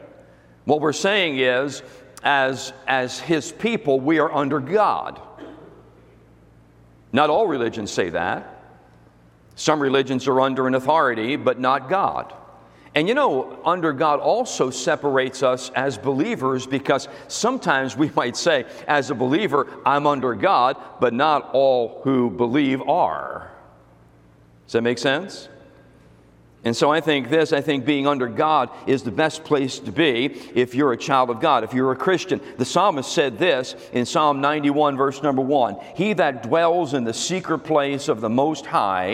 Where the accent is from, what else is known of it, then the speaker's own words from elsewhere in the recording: United States; I'm American